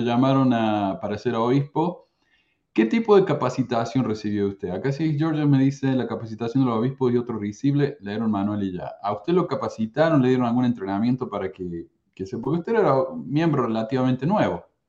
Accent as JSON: {"language": "Spanish", "region": "Córdoba", "country": "Argentina", "said": "yo soy de Córdoba, Argentina"}